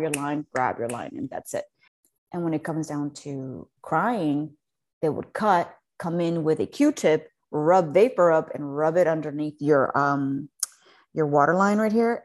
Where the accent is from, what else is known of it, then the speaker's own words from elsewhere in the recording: Mexico City, Mexico; growing up in Mexico City was, is, it's a big deal